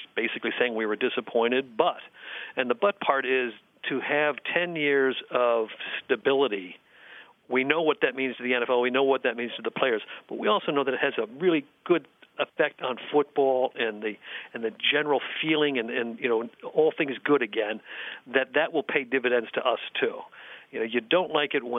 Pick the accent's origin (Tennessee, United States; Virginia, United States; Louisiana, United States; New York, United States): New York, United States; Buffalo; moved away; I'm originally from Buffalo